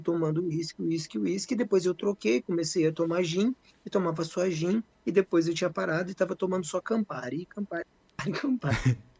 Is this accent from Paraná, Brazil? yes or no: yes; Bela Vista do Paraíso, Paraná, Brazil; sou nascido e criado aqui em Bela Vista, tenho, tenho na cidade de Bela Vista do Paraíso, Paraná